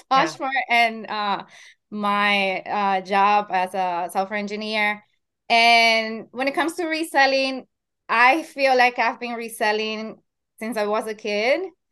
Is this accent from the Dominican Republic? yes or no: yes; Dominican Republic; now in Long Island, New York, United States; I am Dominican, that's my home country, Dominican Republic, and I am based in New York, Long Island